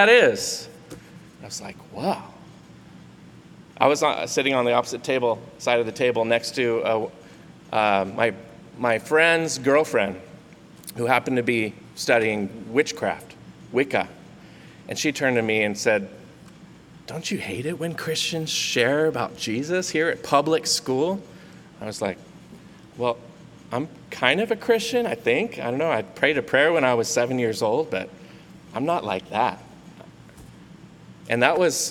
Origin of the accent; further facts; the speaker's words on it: Santa Cruz, California, United States; also born or lived in Monterey, California; I grew up in Santa Cruz